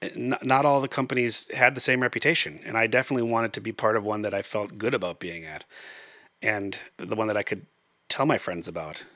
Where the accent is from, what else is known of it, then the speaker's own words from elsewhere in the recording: Brooklyn Park, Minnesota, United States; I grew up in Brooklyn Park